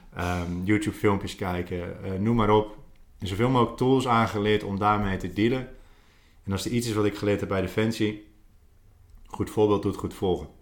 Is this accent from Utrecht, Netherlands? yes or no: no; Goes, Zeeland, Netherlands; moved away as an adult; also born or lived in Australia; Geboren en getogen in Goes, de uithoek van Nederland, mm. Zeeland